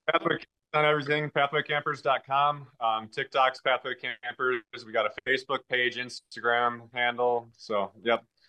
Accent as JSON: {"language": "English", "town": "Merrill", "region": "Wisconsin", "country": "United States", "tie": "born or raised there", "said": "I grew up actually in Merrill. I currently live in Merrill"}